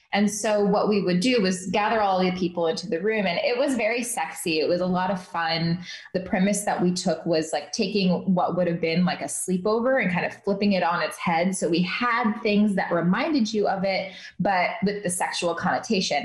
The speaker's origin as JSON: {"language": "English", "region": "Midwest", "country": "United States", "tie": "born or raised there", "also_born_or_lived": "New York City", "moved": "yes", "said": "I grew up in the Midwest in a Muslim household"}